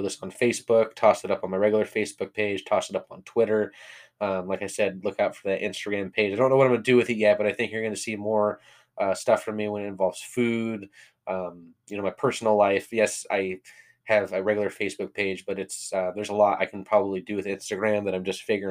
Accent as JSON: {"language": "English", "region": "California", "country": "United States", "said": "I'm from California"}